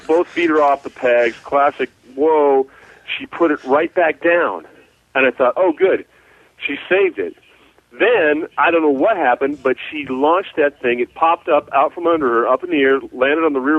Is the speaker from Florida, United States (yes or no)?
no; San Francisco Bay Area, California, United States; also born or lived in Utah; now in Canyon County, United States; I grew up in the San Francisco Bay Area, 45 minutes from Frisco